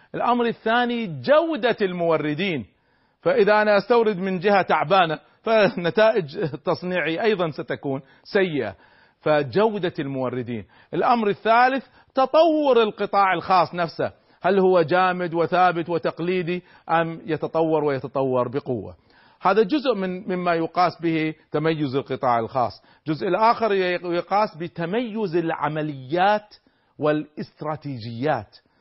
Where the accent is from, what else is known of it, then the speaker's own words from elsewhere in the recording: Kuwait; نحن عندنا في الكويت